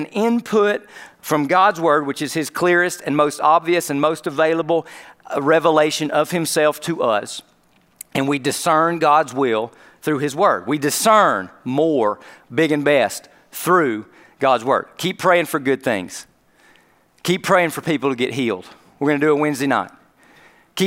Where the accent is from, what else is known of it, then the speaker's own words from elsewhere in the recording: United States; we're American Christians